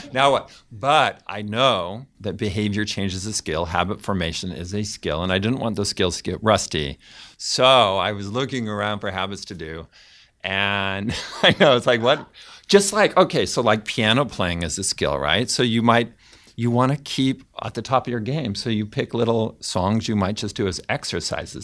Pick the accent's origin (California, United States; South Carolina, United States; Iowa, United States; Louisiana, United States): California, United States; Fresno; I grew up in Fresno, California, in a Mormon family.